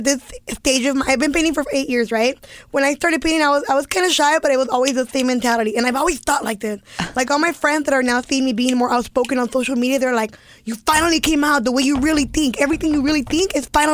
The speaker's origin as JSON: {"language": "English", "town": "Los Angeles", "region": "California", "country": "United States", "tie": "born or raised there", "said": "I grew up in East LA."}